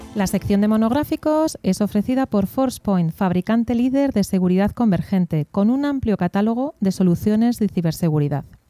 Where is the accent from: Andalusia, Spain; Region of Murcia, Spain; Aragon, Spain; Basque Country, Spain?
Basque Country, Spain; yo soy vasca